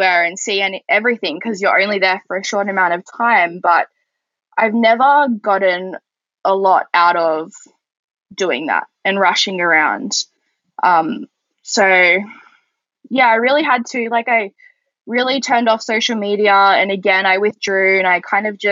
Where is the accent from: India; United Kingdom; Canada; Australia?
Australia; I'm from Australia